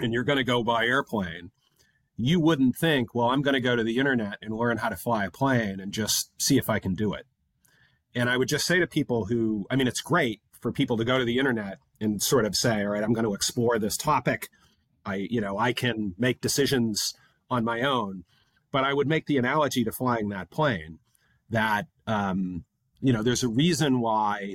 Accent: United States; now in London, United Kingdom; as an American living in London

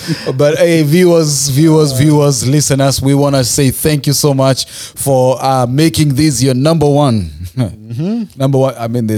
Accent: Nakuru, Nakuru County, Kenya; You know, so I was born and raised in Nakuru.

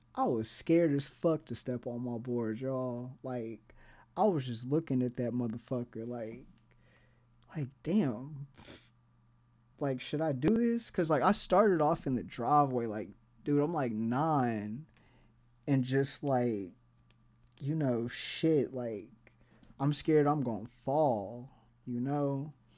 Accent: Tulsa, Oklahoma, United States; I grew up in Tulsa

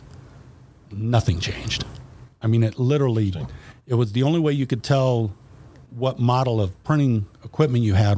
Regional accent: Fairborn, Ohio, United States; I grew up in Fairborn

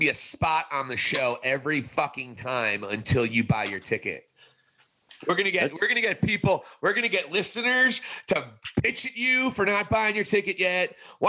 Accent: New Jersey, United States; I'm from New Jersey, and I never lived in Philadelphia.

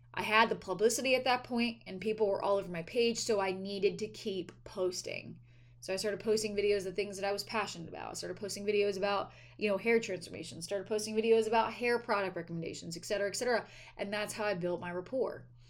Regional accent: East Coast, United States; moved away as an adult; also born or lived in Delaware; now in California, United States; I'm from the East Coast. I used to live on the East Coast

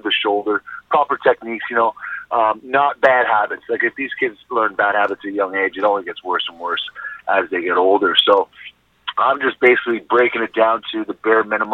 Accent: Toronto, Ontario, Canada; moved away; also born or lived in Regina; me growing up in Toronto, it's a pretty big city

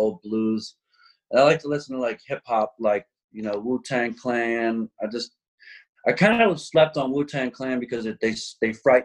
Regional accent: Philadelphia, Pennsylvania, United States; as a white kid growing up in Philadelphia

